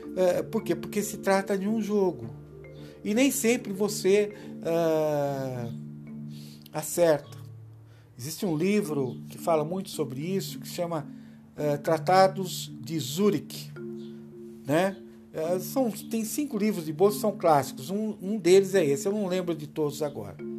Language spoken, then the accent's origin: Portuguese; Brazil; Nós somos brasileiros